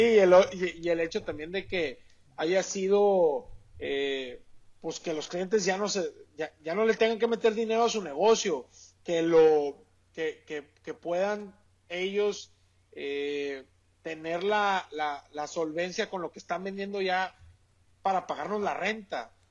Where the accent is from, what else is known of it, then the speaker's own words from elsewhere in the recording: Sonora, Mexico; como buen sonorense